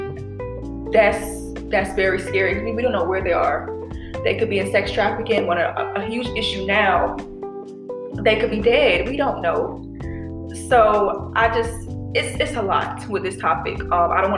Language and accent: English; Georgia, United States; growing up in Georgia